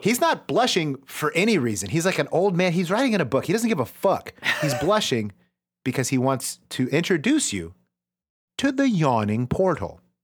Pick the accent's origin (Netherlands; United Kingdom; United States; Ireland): United States; I am an American, uh, and I grew up with The Simpsons all around me.